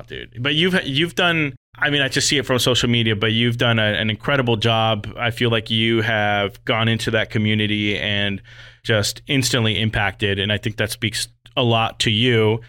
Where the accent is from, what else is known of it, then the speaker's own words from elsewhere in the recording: Las Vegas, Nevada, United States; moved away as an adult; I'm originally from Las Vegas, but being away for thirteen years now